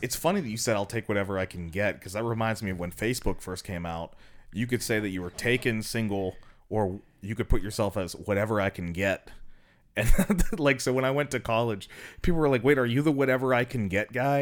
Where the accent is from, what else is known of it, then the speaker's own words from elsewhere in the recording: Aliquippa, Pennsylvania, United States; now in Columbus, United States; I'm from Aliquippa